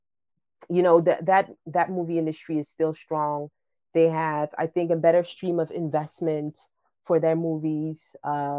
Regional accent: Ghana; moved away; we're from originally from Ghana

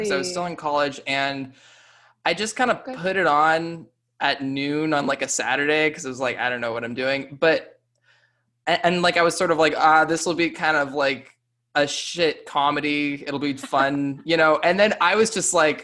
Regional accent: California, United States; I'm from California

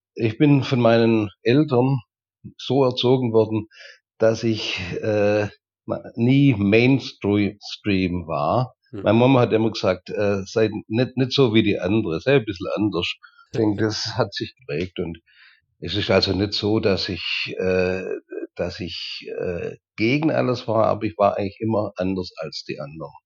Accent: Reutlingen, Baden-Württemberg, Germany; moved away as an adult; also born or lived in Allgäu; now in Turkey; Ja, also ursprünglich komme ich aus Dägerschlacht. Dägerschlacht ist ein Vorort von Reutlingen. Und dort habe ich meine Jugend, meine Kindheit und die ersten Jahre meines Erwachsenenlebens verbracht.

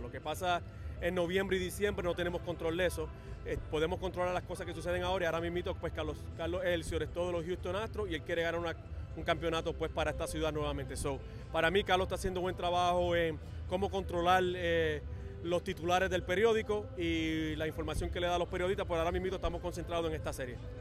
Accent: Puerto Rico; nosotros como boricua

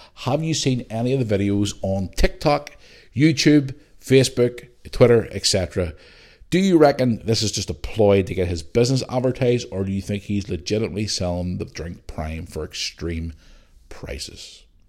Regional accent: Belfast, Northern Ireland, United Kingdom; moved away; growing up in Belfast

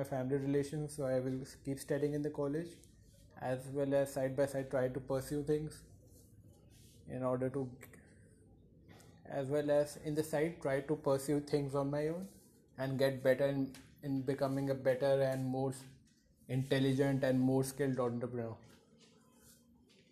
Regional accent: India; I'm from India

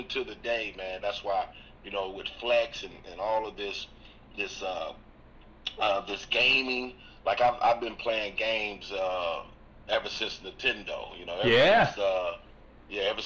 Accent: Florida, United States; growing up in Florida

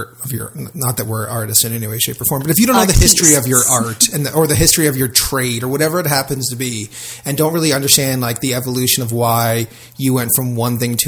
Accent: South Florida, United States; I grew up in South Florida

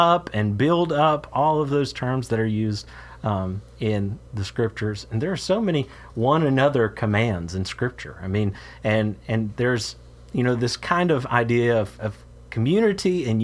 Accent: Moultrie, Georgia, United States; moved away as an adult; also born or lived in Green Bay, Wisconsin / Traverse City, Michigan / Florida / Missouri; My home state here is Georgia. I'm preaching for my home congregation in Moultrie, Georgia

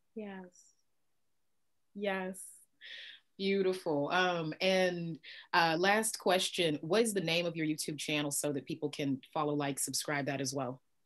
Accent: Midwest, United States; I was raised Christian in the Midwest, in the northernmost southern state

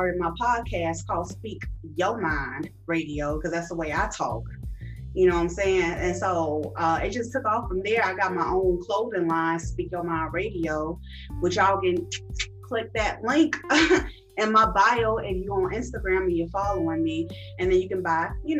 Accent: Chicago, Illinois, United States; also born or lived in Jefferson City, Missouri; I am originally from Chicago, Illinois, South Side, Rosalind, 104th and State

